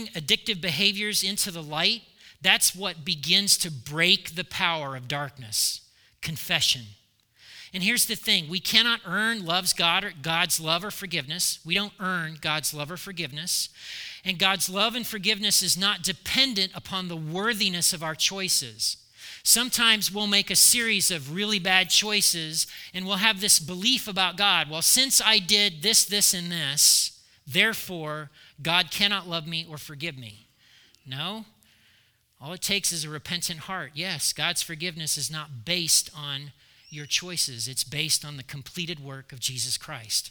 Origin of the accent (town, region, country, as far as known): United States